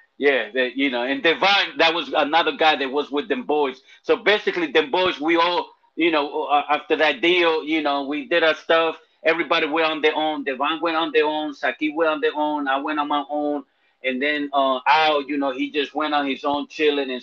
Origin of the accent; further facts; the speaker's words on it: New York City, New York, United States; moved away as an adult; also born or lived in Dominican Republic (family); now in South Carolina, United States; I'm from the Bronx, and you know, my family, they're from Dominican Republic